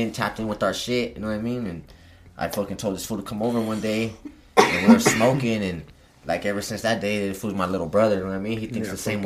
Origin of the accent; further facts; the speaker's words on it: Pueblo, Colorado, United States; I'm from Pueblo